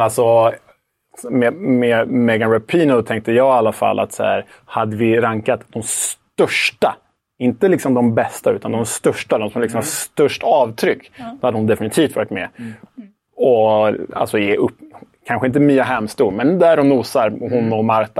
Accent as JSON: {"language": "Swedish", "country": "Sweden", "said": "som svensk"}